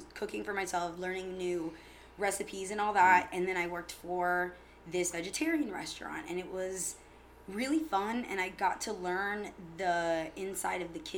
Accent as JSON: {"language": "English", "town": "Tampa", "region": "Florida", "country": "United States", "tie": "born or raised there", "lives_now": "St. Petersburg, United States", "said": "born and raised in Tampa"}